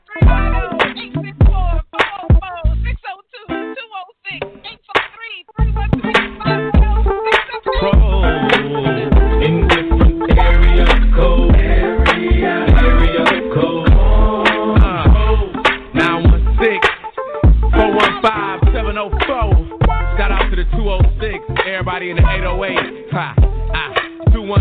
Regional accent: California, United States; moved away as an adult; also born or lived in Atlanta, Georgia; I was born and raised in California, but immediately after high school, I moved to Atlanta, Georgia, and that's where I lived for all of my adult life.

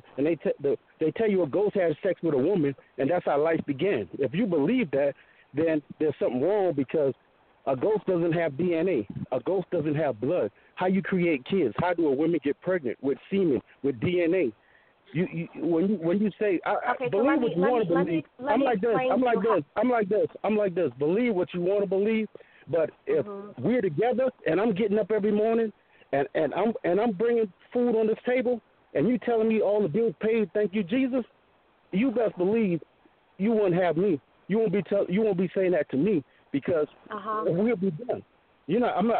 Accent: Gullah, United States; I grew up in the African village. I grew up in African culture. I grew up Gullah

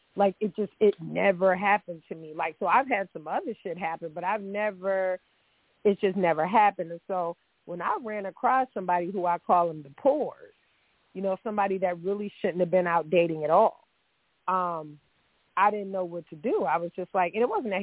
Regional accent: the North, United States; I'm from the North

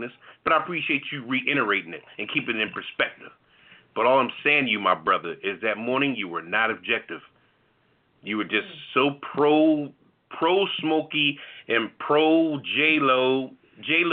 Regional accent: Philadelphia, Pennsylvania, United States; I'm from Philly

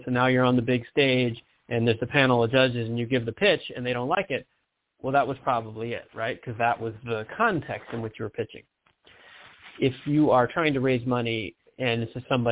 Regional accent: Michigan, United States; moved away; I'm from Michigan originally.

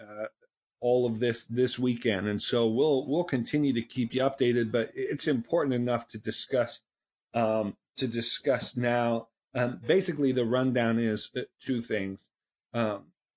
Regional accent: Northeast, United States; I'm from the Northeast. I didn't grow up in a gun culture.

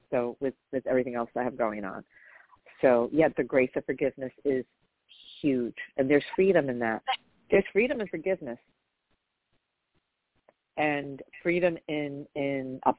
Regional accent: Atlanta, Georgia, United States; So now I'm from Atlanta.

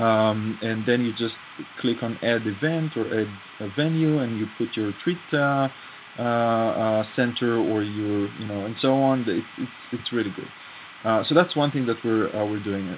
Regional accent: Israel; I grew up in Israel and in the navy

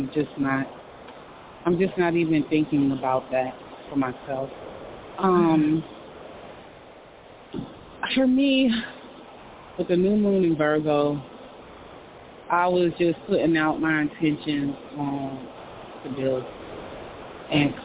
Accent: New York, United States; I'm a New Yorker

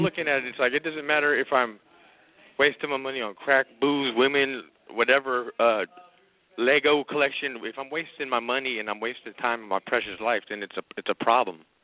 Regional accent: Yonkers, New York, United States; moved away as an adult; now in California, United States; I'm originally from the East Coast

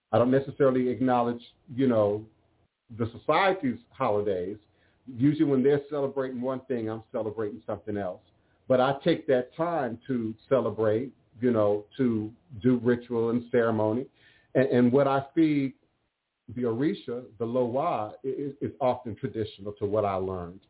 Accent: Maryland, United States; growing up in Maryland

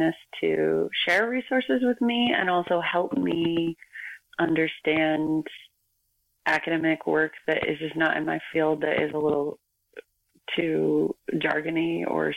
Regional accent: United States; moved away as an adult; now in Vancouver, Canada; an American living in Canada

